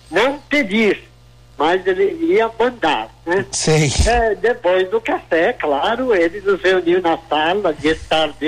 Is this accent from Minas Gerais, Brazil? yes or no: no; São Paulo, Brazil; born there; toda aquela região Santana, Sim. a região da qual eu faço, fazia parte, onde nasci.